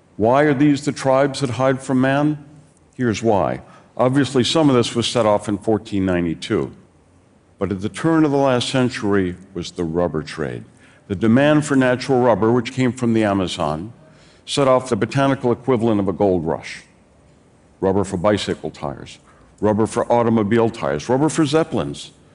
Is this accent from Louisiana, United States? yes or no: yes; New Orleans, Louisiana, United States; in my hometown of New Orleans